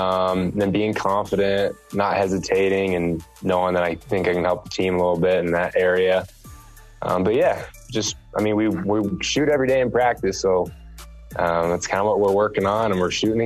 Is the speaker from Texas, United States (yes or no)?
yes; Texas, United States; moved away as an adult; We grew up together in Texas.